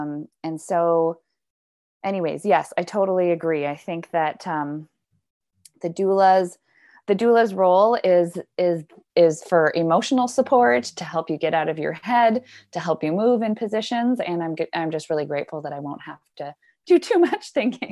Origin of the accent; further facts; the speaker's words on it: Squamish, British Columbia, Canada; particularly in my hometown in Squamish